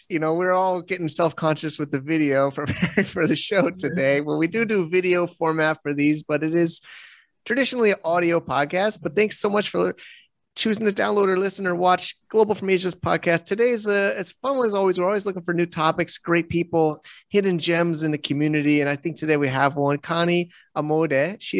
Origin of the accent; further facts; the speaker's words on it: United States; I joke about myself, like Americans, we are a little bit big country